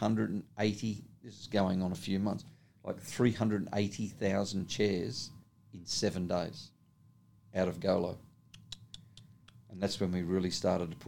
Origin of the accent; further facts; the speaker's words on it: Australia